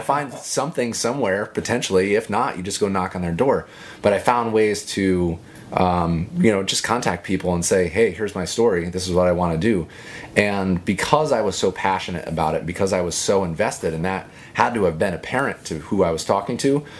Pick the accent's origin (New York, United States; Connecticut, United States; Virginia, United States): Connecticut, United States; it was a state I grew up in. I can talk Connecticut. So, you know, it's my home state